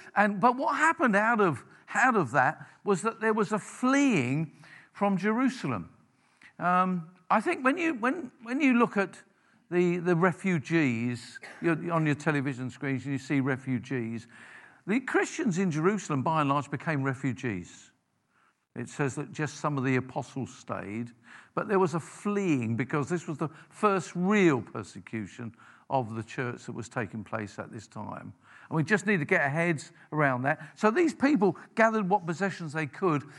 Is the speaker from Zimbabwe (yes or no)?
no; London, United Kingdom; I grew up in South London